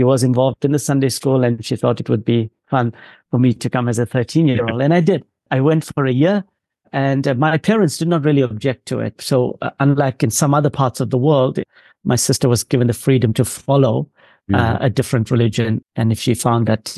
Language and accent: English; Durban, KwaZulu-Natal, South Africa; grew up largely on the outskirts of a city called Durban in South Africa on the East Coast